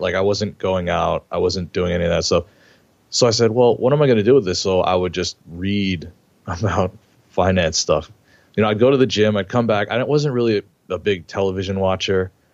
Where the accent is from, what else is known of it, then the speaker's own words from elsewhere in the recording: New York, United States; I grew up in New York